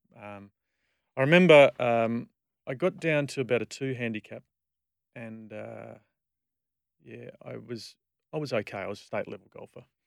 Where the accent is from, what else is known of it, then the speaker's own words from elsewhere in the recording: Perth, Western Australia, Australia; I grew up in Bull Creek